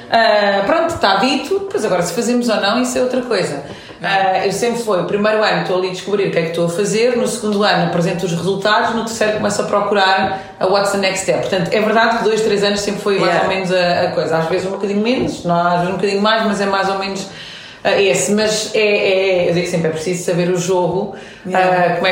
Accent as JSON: {"language": "Portuguese", "country": "France", "tie": "born there", "said": "tenho uma mãe portuguesa, um pai iraniano, nasci em França. Portanto, sou multicultural, vivi em sete países, em três continentes diferentes."}